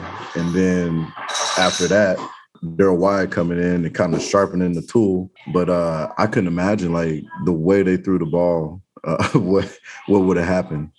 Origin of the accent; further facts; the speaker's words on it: Oklahoma City, Oklahoma, United States; born there; And then on top of that, I was born in Oklahoma City, actually. So I had a ton of family there